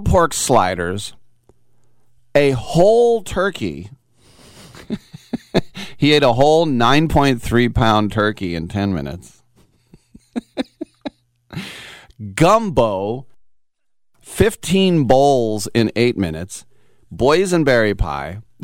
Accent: Richmond, California, United States; I'm from Richmond, which is also not a great town.

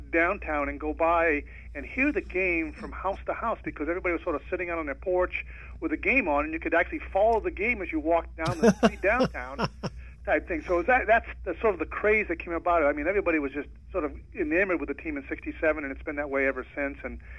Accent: Maine, United States; moved away; New England. I grew up in Maine, yes.

